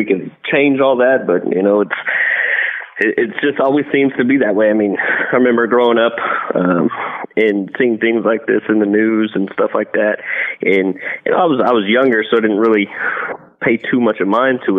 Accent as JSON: {"language": "English", "region": "southeastern Arizona", "country": "United States", "tie": "born or raised there", "said": "Started working for a department, which was my hometown where I grew up"}